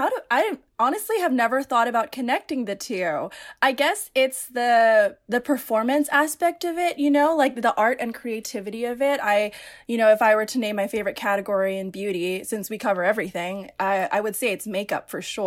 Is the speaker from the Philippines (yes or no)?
yes; Philippines; And when I'm Filipino. So Filipinos, they don't celebrate sweet 16s. They celebrate debuts, spelled like debut.